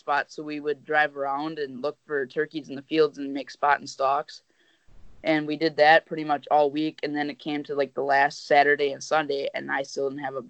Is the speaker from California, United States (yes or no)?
no; Wisconsin, United States; I'm from Wisconsin